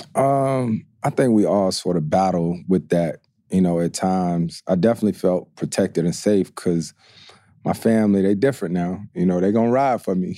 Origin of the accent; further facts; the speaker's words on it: North Carolina, United States; growing up in Carolina